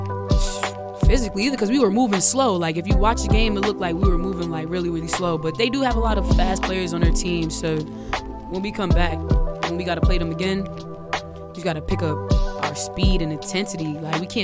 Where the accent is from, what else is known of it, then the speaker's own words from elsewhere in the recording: New York City, New York, United States; moved away as an adult; now in Norfolk, United States; I'm from Queens, New York